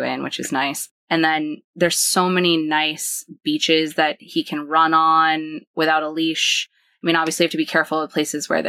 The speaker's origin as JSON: {"language": "English", "region": "Maine", "country": "United States", "tie": "born or raised there", "moved": "yes", "said": "we grew up in Maine"}